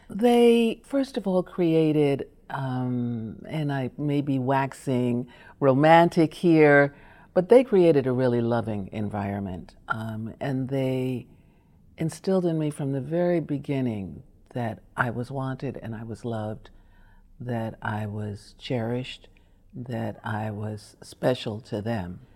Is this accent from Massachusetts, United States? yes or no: no; New York, United States; also born or lived in Chicago; so we lived in Harlem when we moved from, I was born in Chicago